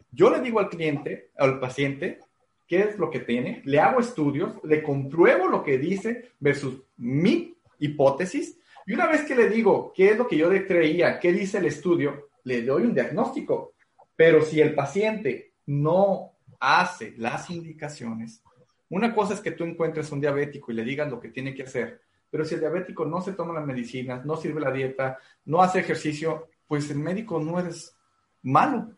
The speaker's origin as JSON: {"language": "Spanish", "country": "Mexico", "said": "creo que como mexicano no me ha faltado nada"}